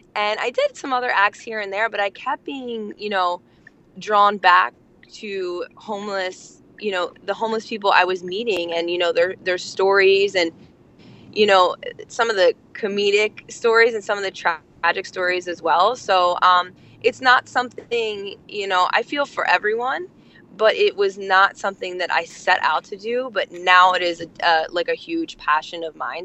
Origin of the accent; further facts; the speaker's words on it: Absecon, New Jersey, United States; I'm from New Jersey too, girl. Um, I'm from Atlantic, uh, right outside of Atlantic City, Absecon.